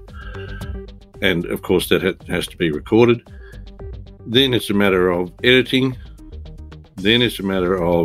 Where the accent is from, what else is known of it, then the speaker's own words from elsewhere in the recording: Bendigo, Victoria, Australia; I am from Bendigo in Victoria, in Australia.